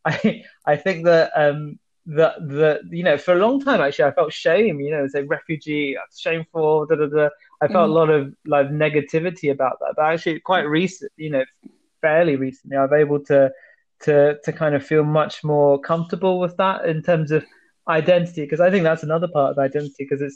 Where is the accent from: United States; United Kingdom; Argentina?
United Kingdom; now in London, United Kingdom; I'm British of Sri Lankan Tamil heritage